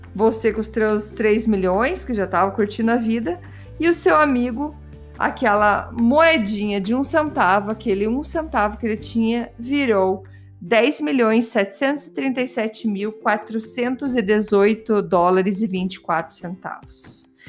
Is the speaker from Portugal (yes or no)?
no; Brazil; eu sou brasileira